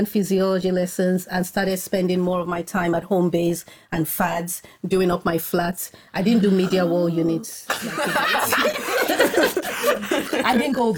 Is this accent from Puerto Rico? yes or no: no; Nigeria; moved away as an adult; also born or lived in Scotland / northern Nigeria; I was born in Scotland, but then moved to Nigeria as a baby. And then I grew up, spent most of my child teenage years in Nigeria